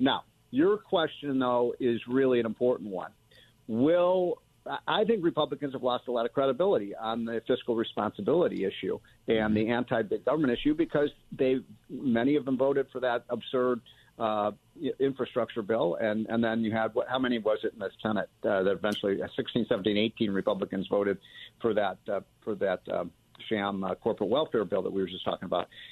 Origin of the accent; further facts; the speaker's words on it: Chicago, Illinois, United States; I'm from Chicago.